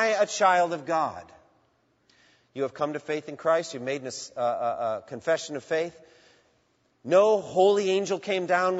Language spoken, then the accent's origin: English; Boston, Massachusetts, United States; I grew up in the Boston area watching the Boston Marathon.